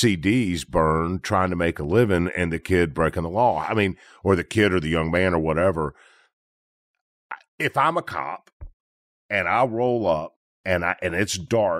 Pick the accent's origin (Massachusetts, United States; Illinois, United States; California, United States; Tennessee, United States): Tennessee, United States; Memphis; To people, I'm from Memphis.